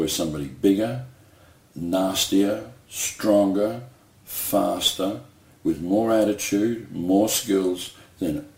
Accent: New Zealand; now in Perth, Australia; I was born in New Zealand. My parents were born in New Zealand

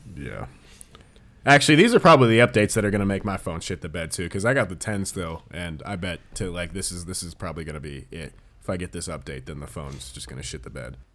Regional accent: United States; as an American

